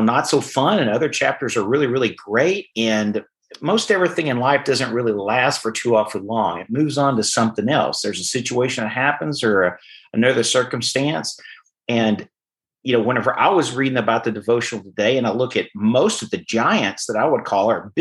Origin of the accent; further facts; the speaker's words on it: Arkansas, United States; moved away; I didn't grow up around this area. I grew up in Arkansas, and I grew up on a farm